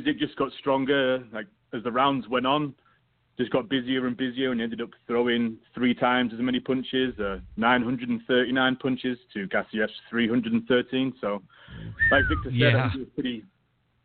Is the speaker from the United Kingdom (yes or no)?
yes; United Kingdom; moved away; I'm British